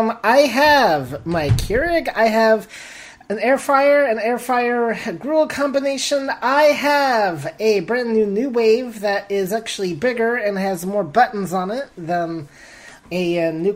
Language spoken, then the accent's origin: English; Houston, Texas, United States; Houston, Texas.